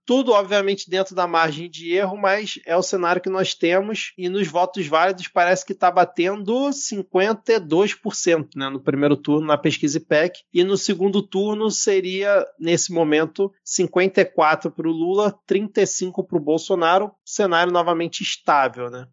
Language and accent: Portuguese; Rio de Janeiro, Brazil; como um bom carioca